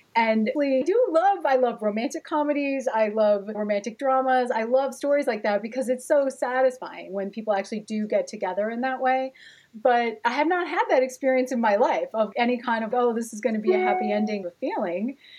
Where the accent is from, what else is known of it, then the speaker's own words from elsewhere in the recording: Gary, Indiana, United States; My grandparents had come from Italy, and somehow everybody wound up in Gary, Indiana